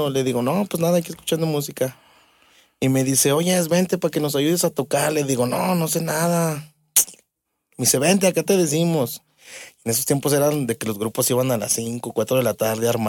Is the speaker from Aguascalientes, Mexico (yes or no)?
yes; Aguascalientes, Mexico; sí, de aquí de Huitas.